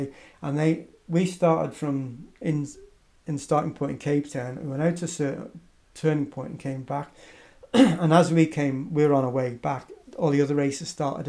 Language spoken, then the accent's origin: English; Isle of Man; where are you from? And I said, I'm from the Isle of Man.